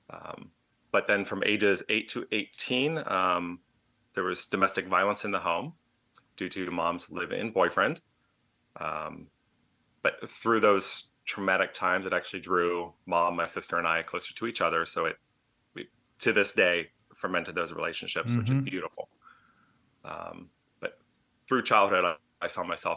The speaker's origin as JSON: {"language": "English", "area": "suburbs of Richmond", "region": "Virginia", "country": "United States", "tie": "born or raised there", "said": "We moved to the suburbs of Richmond, Virginia."}